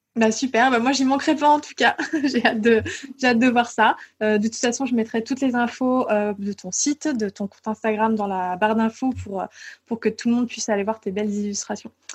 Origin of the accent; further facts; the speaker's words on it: Île d'Oléron, Nouvelle-Aquitaine, France; je viens de l'île de Léron, je, viens de vraiment de la campagne.